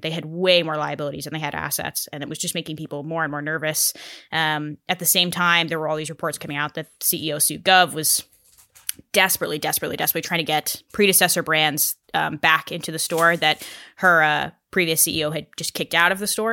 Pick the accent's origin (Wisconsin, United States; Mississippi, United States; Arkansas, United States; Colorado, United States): Colorado, United States; where I grew up in Colorado.